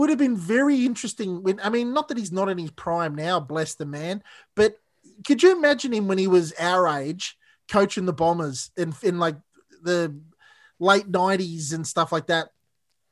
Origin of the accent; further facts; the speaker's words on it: Footscray, Victoria, Australia; also born or lived in South Croydon; We grew up in Footscray, so I was born in Footscray